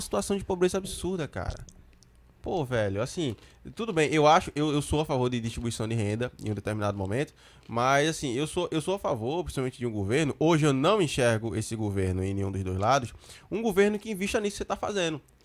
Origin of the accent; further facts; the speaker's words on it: Recife metropolitan region, Pernambuco, Brazil; Recife aqui, onde a gente mora, a gente é de Recife